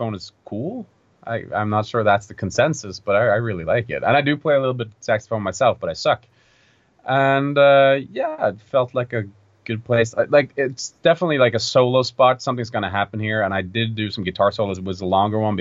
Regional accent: Norway; a folk festival in my hometown

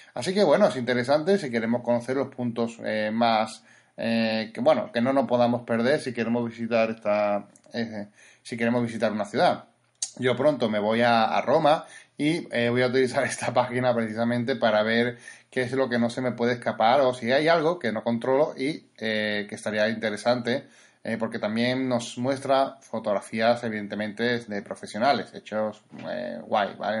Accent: Spain; somos de España

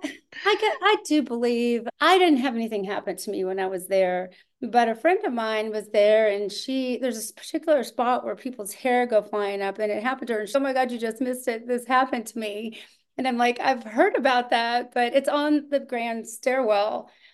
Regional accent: Austin, Texas, United States; moved away as an adult; I'm from Austin

